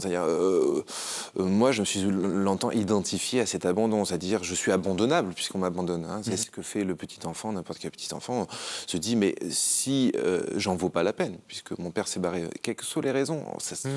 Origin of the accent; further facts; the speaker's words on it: Haut-Var, Provence-Alpes-Côte d'Azur, France; une famille lambda qui grandit dans le Haut-Var